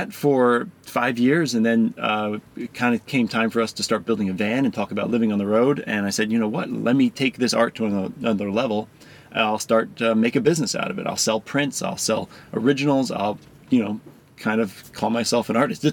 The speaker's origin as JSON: {"language": "English", "town": "Philadelphia", "region": "Pennsylvania", "country": "United States", "tie": "born or raised there", "also_born_or_lived": "Baltimore", "moved": "as an adult", "said": "I grew up in suburbs of Philadelphia, went to school in Philly, and then I spent 10 years in Baltimore"}